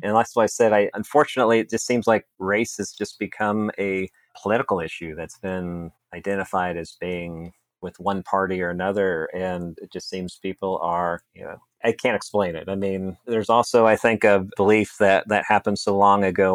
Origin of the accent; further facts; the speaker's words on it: Kansas City, United States; also born or lived in Atchison, Kansas; I grew up in Kansas City